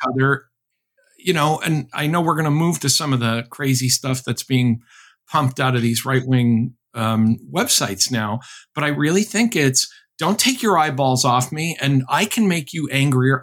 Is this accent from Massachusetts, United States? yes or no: yes; Chicopee, Massachusetts, United States; my hometown of Chicopee, Massachusetts